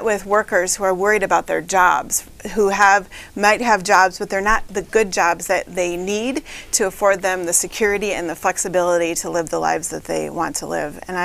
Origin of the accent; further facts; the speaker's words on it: Michigan, United States; also born or lived in Flint, Michigan; raised right here in mid-Michigan, just like five generations of my family